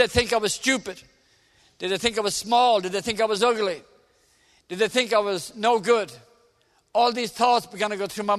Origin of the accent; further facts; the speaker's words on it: Dublin, Leinster, Ireland; I'm Irish. I come from Dublin in the south of Ireland.